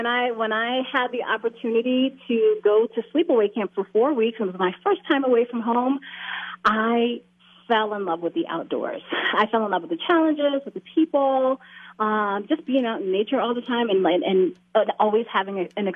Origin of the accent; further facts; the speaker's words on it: New York City, New York, United States; moved away as an adult; also born or lived in Maryland / New Jersey; now in Georgia, United States; I grew up in Brooklyn, New York, back in the mid-70s, early 80s, that kind of thing. And now I live in Georgia.